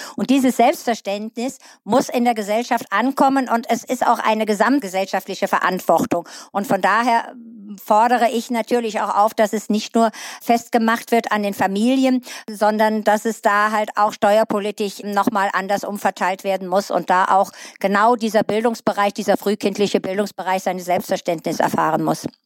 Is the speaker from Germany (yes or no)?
yes; Eifel, Germany; hier bei uns in der Eifel, in den dünn besiedelten Regionen